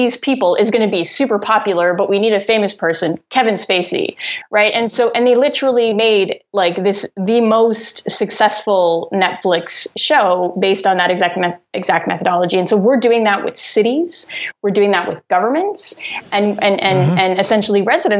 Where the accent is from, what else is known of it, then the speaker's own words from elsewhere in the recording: Rockland, Ontario, Canada; also born or lived in Ottawa; I was born in Ottawa, but I grew up in Rockland, which is like this town 45 minutes outside the city.